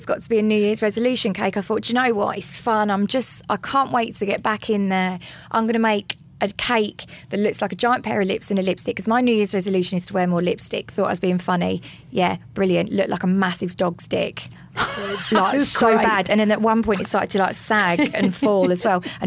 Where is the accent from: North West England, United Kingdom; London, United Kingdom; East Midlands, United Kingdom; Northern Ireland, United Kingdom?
London, United Kingdom; I'm from London, so the accent is there